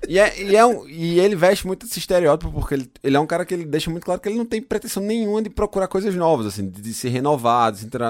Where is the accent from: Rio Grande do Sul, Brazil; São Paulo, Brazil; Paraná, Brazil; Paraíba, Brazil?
Paraíba, Brazil; interior of; now in Germany; eu sou do interior da Paraíba